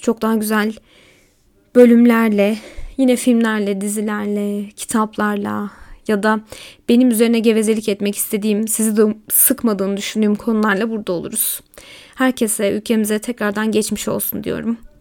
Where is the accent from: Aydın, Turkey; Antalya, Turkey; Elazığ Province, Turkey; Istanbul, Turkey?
Elazığ Province, Turkey; Elazığ; also born or lived in Malatya; Memleketlerim diyorum çünkü aslında Malatyalıyım ama Elazığ'da geçti hayatımın çoğu.